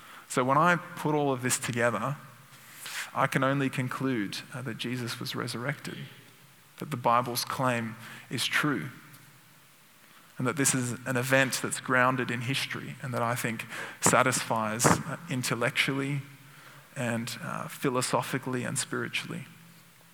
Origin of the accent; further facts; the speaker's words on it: Sydney, New South Wales, Australia; my hometown, Sydney